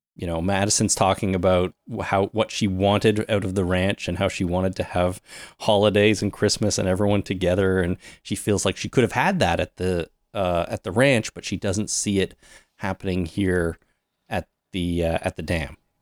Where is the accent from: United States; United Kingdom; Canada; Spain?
Canada; we're Canadian, we're based in Canada